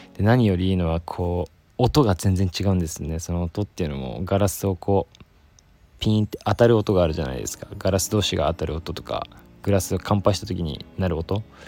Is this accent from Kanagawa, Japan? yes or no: yes; Yokosuka, Kanagawa, Japan; moved away; 私のねあの地元横須賀